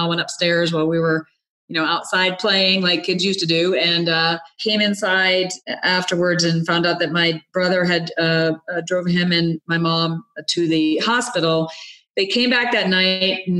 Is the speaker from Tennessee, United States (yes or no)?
no; Rhode Island, United States; I grew up in Rhode Island, a youngest of five kids